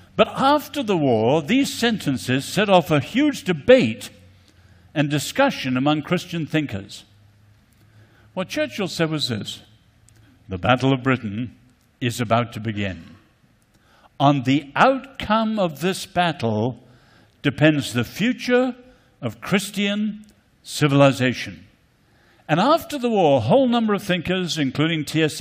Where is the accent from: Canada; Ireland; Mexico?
Ireland; also born or lived in China; coming from Ireland